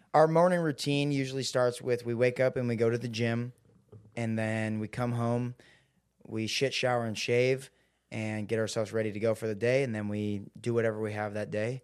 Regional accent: Seattle, Washington, United States; I grew up in Seattle.

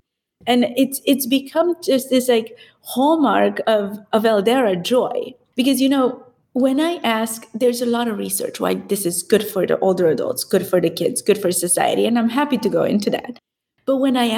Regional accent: Transylvania, Romania; moved away; So because I grew up in Transylvania, raised by my grandparents

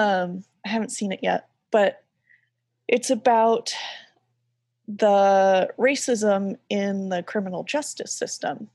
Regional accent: Bible Belt, the South, United States; I grew up in the South, in, like, the heart of the Bible Belt

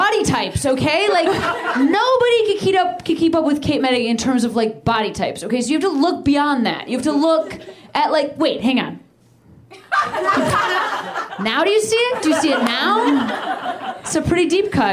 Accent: Chicago, Illinois, United States; now in Los Angeles, United States; I'm from Chicago

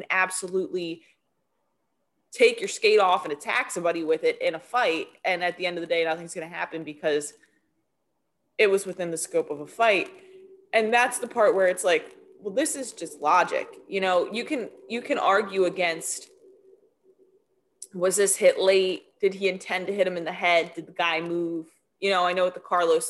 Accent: New Jersey, United States; I grew up in South Jersey

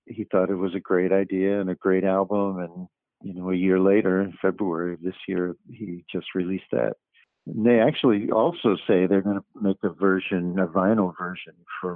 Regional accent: New York City, New York, United States; moved away as an adult; I inherited the house I grew up in Queens, moved my family back there

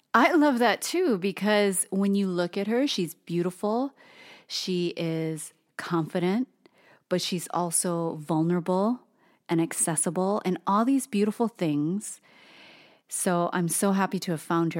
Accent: Hawaii, United States; Japanese, Filipino, even some Chinese, born and raised in Hawaii

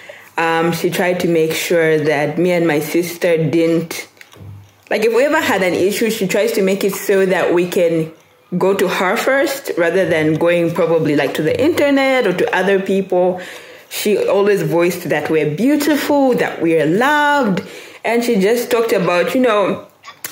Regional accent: Lusaka, Lusaka Province, Zambia; also born or lived in Ndola; I was born and raised in Zambia. I was born in Lusaka, then moved to Ndola, then moved back to Lusaka, and that's where I currently reside

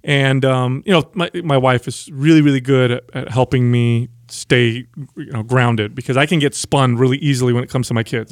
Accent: San Jose, California, United States; I grew up in South San Jose

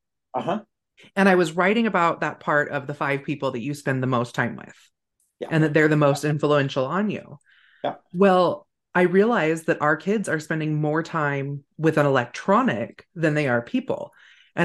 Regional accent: Northern California, United States; moved away; I grew up in California, but in a very rural community in Northern California on the coast

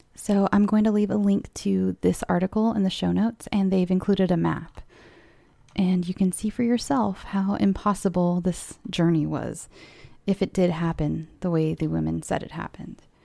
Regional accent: California, United States; I'm from California. And as a California child

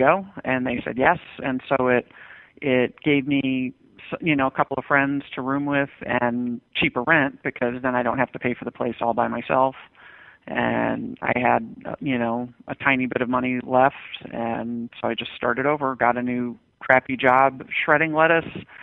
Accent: Westchester County, New York, United States; I grew up in Westchester County, New York, which is one of the wealthiest places in the nation

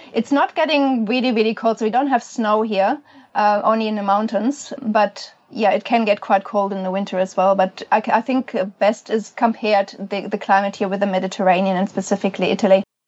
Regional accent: Germany; also born or lived in Australia; now in New Zealand; I'm I'm from Germany

